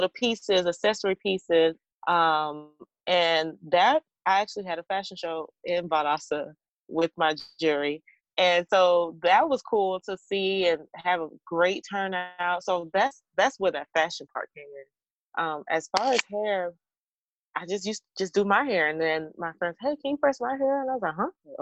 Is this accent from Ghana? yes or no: yes; Ghana; now in Atlanta, United States; I am a Ghanaian